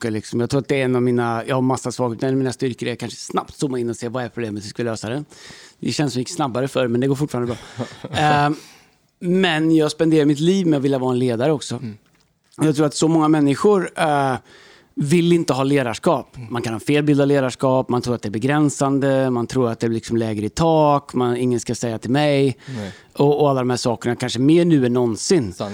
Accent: Stockholm, Stockholm County, Sweden; Vi är från Stockholm.

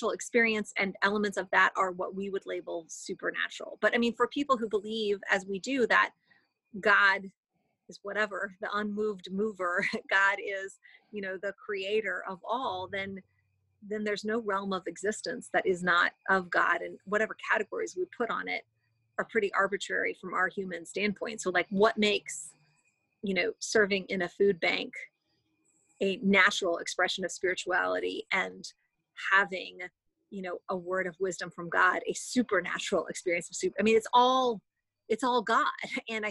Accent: United States; as mainline American Christians

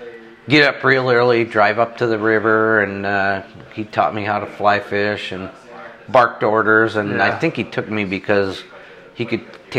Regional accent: Cuba, New York, United States; moved away as an adult; also born or lived in Idaho; I grew up in western part of New York State. Yeah. A little town called Cuba, New York.

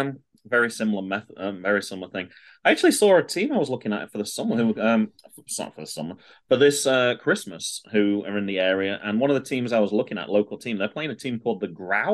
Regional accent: United Kingdom; We're so British.

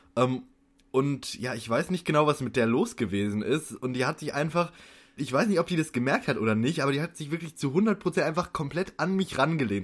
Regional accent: near Frankfurt, Hesse, Germany; ich komme ja aus der Nähe von Frankfurt

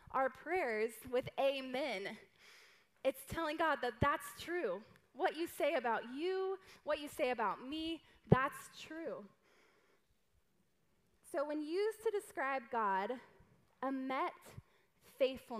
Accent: the South, United States; I'm from the South

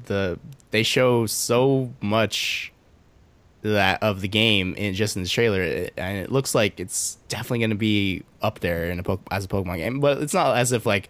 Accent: Hawaii, United States; I was born in Hawaii

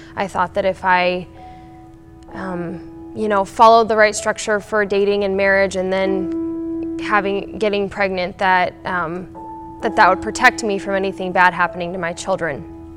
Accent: Kearney, United States; moved away as an adult; now in Aurora; I grew up in Kearney Free and in Kearney, and I moved to Aurora when I married my husband Jonathan

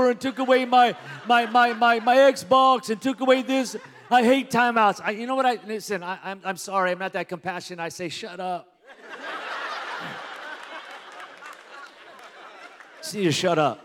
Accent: Pico Rivera, California, United States; now in Las Vegas, United States; I grew up in Pico Rivera, California.

